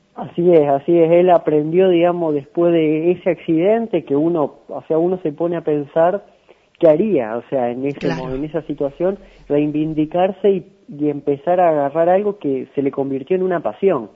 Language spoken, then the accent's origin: Spanish; San Francisco, Córdoba, Argentina; also born or lived in Villa María; Soy de San Francisco, pero bueno, estudio allá en Villa María